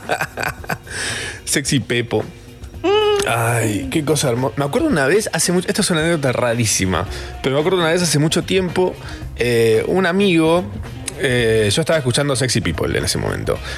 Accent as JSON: {"language": "Spanish", "town": "Capilla del Monte", "region": "Córdoba", "country": "Argentina", "said": "yo soy de Capilla del Monte"}